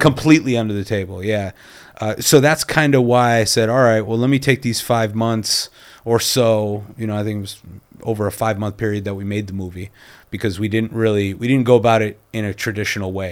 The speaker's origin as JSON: {"language": "English", "country": "Canada", "also_born_or_lived": "New York", "moved": "yes", "lives_now": "Los Angeles, United States", "said": "I'm Canadian"}